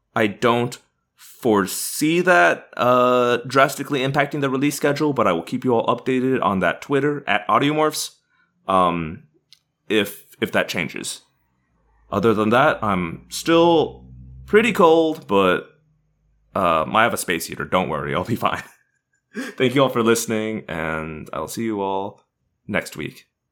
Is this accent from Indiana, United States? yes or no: yes; Indiana, United States; now in Southern California, United States; I am originally from Indiana